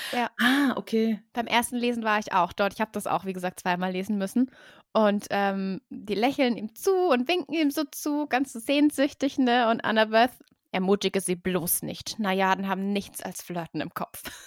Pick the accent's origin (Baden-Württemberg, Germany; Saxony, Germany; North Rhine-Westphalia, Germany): Baden-Württemberg, Germany; Und wir, Baden-Württemberg